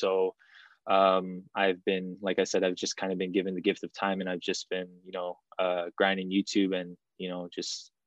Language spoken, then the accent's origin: English; Toronto, Ontario, Canada; I'm 25 years old and I am from Toronto, Canada.